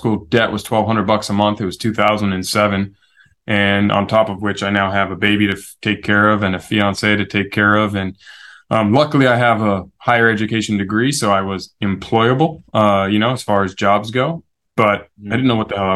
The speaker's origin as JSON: {"language": "English", "town": "San Diego", "region": "California", "country": "United States", "tie": "born or raised there", "said": "born and raised San Diego. First American born in my family"}